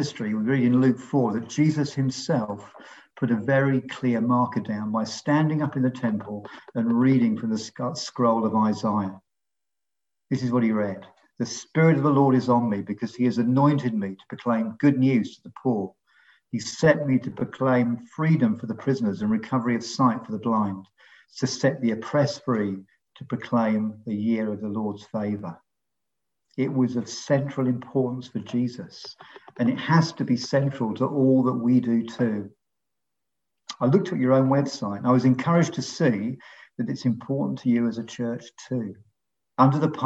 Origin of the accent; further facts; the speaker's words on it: London, United Kingdom; moved away as an adult; now in Long Ashton, United Kingdom; We're originally from London, but we've been in Bristol for just over 40 years now.